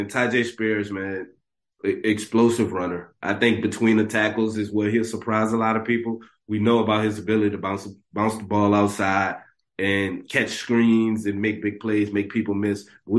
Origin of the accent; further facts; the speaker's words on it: New Orleans, Louisiana, United States; since I'm from New Orleans, obviously.